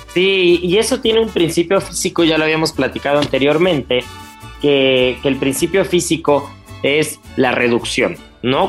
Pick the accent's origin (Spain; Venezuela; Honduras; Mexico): Mexico; como buenos mexicanos